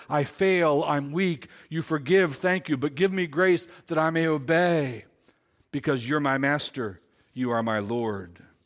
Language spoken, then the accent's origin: English; Silver Run, United States; I was born in Silver Run.